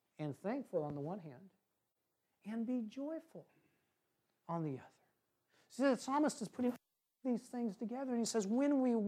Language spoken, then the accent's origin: English; Washington, United States; moved away; I'm from Washington State originally